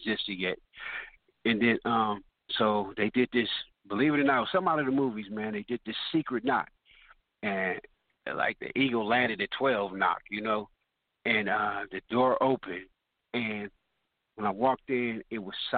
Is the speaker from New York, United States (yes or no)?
no; Richmond, California, United States; moved away as an adult; also born or lived in Los Angeles, California; I was from Richmond, California